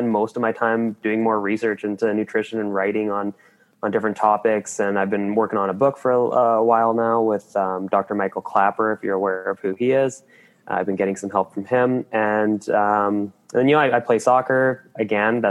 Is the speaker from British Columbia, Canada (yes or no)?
yes; Qualicum Beach, British Columbia, Canada; I'm from Vancouver Island, Qualicum Beach specifically, although I've lived all over the island. That's just where I spent most of my time